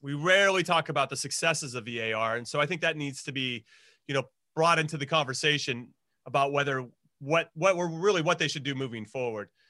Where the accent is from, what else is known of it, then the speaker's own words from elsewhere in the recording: United States; As an American